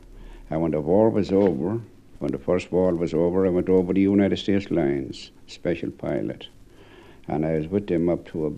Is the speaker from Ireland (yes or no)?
yes; Cobh, Munster, Ireland; also born or lived in Australia; I come home, bound to Queenstown by the run, come to Queenstown. Queenstown, them days, you know.